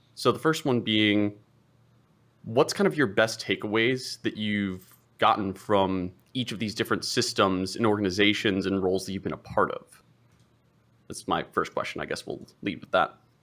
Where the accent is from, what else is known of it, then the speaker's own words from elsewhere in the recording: Ohio, United States; now in Portland, United States; I'm originally from Ohio